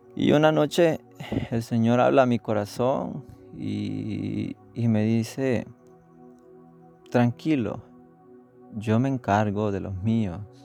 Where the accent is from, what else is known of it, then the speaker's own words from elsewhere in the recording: El Salvador; accent: Salvadoran; moved away; hablando en, nuestro acento salvadoreño